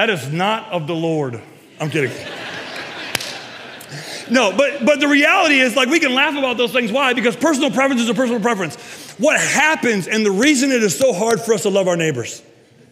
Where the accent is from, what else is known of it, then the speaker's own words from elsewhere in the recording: Castalia, Ohio, United States; I grew up in Castalia